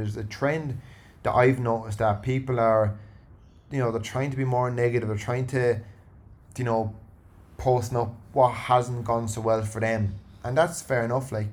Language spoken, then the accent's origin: English; Ireland; now in Sydney, Australia; Irish people are very, and me included